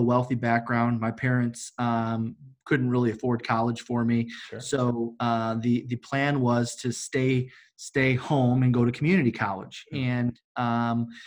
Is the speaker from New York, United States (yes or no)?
no; Detroit, Michigan, United States; I'm from Detroit, Michigan.